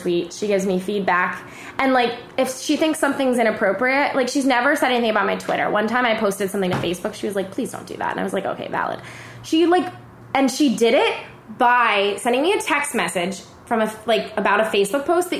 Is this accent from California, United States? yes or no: no; Allentown, Pennsylvania, United States; now in Los Angeles, United States; I grew up in Allentown